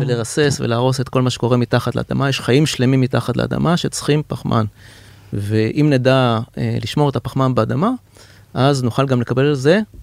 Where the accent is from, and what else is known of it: Israel